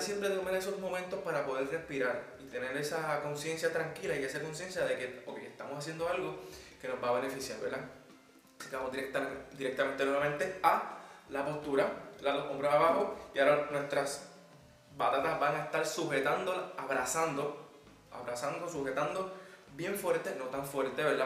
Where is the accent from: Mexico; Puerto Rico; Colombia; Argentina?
Puerto Rico; moved away as an adult; now in Madrid, Spain; vengo desde Puerto Rico. Actualmente estoy haciendo mi maestría en producción musical y ando por Madrid